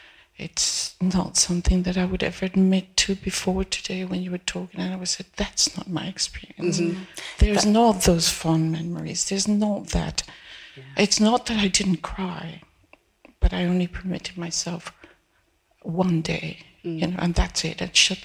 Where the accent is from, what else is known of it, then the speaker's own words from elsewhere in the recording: Peru; I come from South America. I was born in Peru.